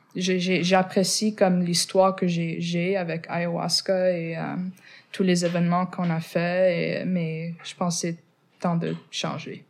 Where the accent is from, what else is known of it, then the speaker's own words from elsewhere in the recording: Montreal, Quebec, Canada; first language English; French is a second language; Je suis née ici à Montréal, mais je viens du West Island et c'est pour ça que je suis anglophone